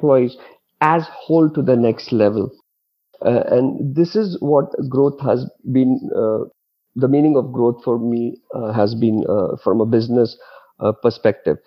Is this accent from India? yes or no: yes; Mumbai, Maharashtra, India; moved away as an adult; also born or lived in Dubai; I'm born and brought up in Mumbai, but most of my career I spent in Dubai. So I lived 17 years in Dubai